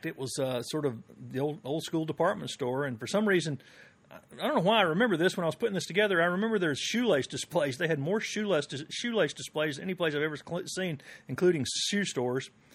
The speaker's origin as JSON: {"language": "English", "town": "Anderson", "country": "United States", "tie": "born or raised there", "said": "growing up in Anderson, it was always Bell's and Woolworth"}